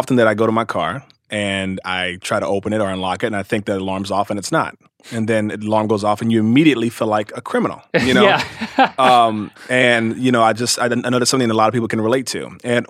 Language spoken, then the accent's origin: English; Cincinnati, Ohio, United States; also born or lived in Louisville, Kentucky; I was born in Louisville, Kentucky, and raised in Cincinnati, Ohio. So I was I'm raised in the Midwest, and my family's all from Kentucky and Tennessee.